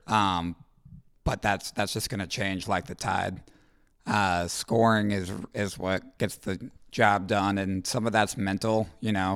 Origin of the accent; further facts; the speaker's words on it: Roswell, Georgia, United States; moved away as an adult; now in Columbus, United States; I'm from Roswell, Georgia.